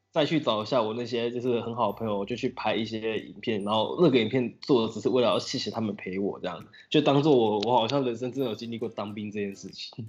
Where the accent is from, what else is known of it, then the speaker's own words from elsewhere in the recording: Sanchong, New Taipei, Taiwan; moved away as an adult; now in Taitung, Taiwan; 沙丁坡，三重人